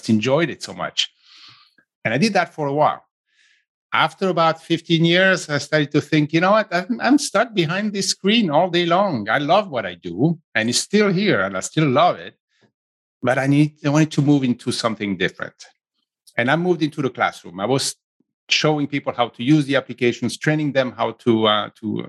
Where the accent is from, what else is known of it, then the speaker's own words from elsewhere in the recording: Switzerland; accent: Italian; English is a second language; moved away as an adult; also born or lived in south of Italy; now in San Francisco Bay Area, United States; I grew up in Switzerland